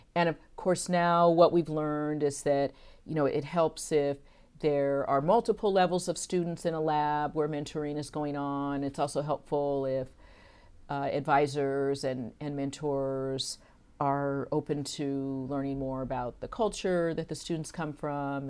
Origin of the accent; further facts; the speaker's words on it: San Francisco, California, United States; also born or lived in Santa Cruz / Houston; growing up in San Francisco, Uh, we lived very close to Golden Gate Park